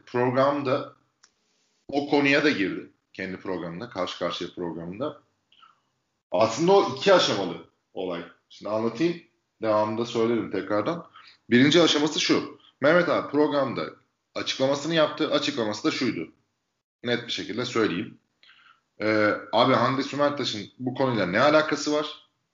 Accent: İzmir, Turkey; moved away as an adult; now in Istanbul, Turkey; İzmir'de doğdum. 84'te İzmir'de doğdum. Bon Anadolu okudum. 18 yaşında İstanbul'a geldim.

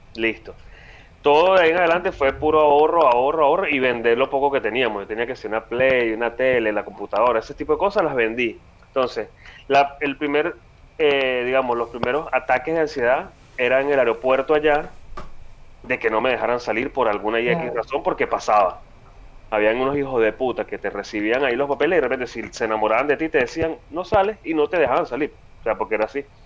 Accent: Venezuela; moved away as an adult; yo desde el día que salí de Venezuela dije, no, me voy de aquí, no vuelvo jamás

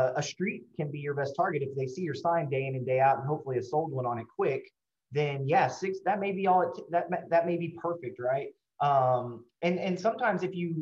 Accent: Houston, Texas, United States; I'm born and raised in Houston.

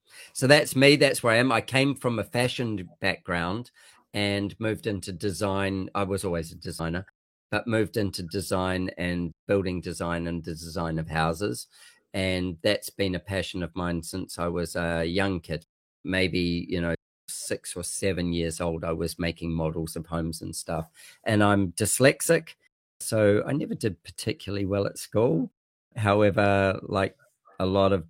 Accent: New Zealand; moved away as an adult; also born or lived in Manchester, England / France; now in Queensland, Australia; I'm a Kiwi though. So I came from New Zealand originally

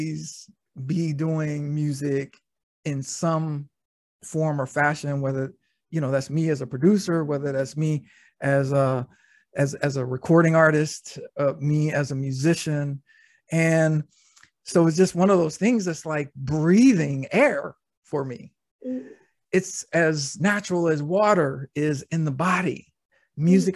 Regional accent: Norfolk, Virginia, United States; I was born in Norfolk, Virginia

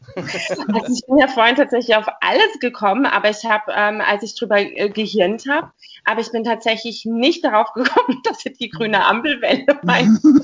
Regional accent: Baden-Württemberg, Germany; ich bin nämlich eigentlich auch eine Badenserin

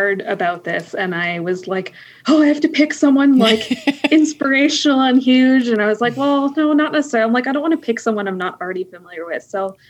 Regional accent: Pickering, Ontario, Canada; Pickering is the town that I grew up, which is basically, for those not in Ontario, is about an hour east of Toronto. So basically Toronto. Pretty standard suburbs

